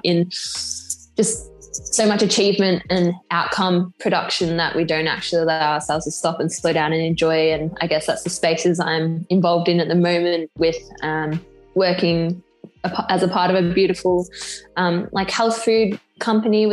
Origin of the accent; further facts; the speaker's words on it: Australia; also born or lived in England; I'm from Australia